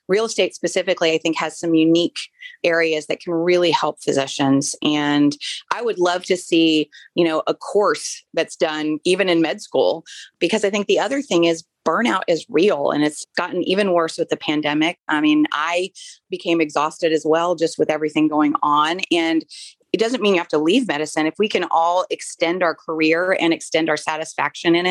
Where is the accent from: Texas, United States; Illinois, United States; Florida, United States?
Florida, United States; moved away; I grew up in Florida, so I'm a beach girl.